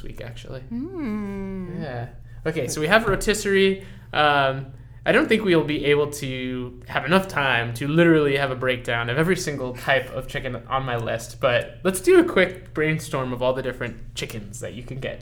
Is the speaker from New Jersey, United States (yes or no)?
no; California, United States; I'm from California